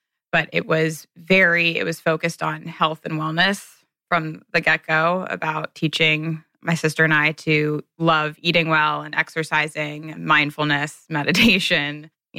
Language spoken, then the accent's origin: English; Cincinnati, Ohio, United States; I grew up in Cincinnati, Ohio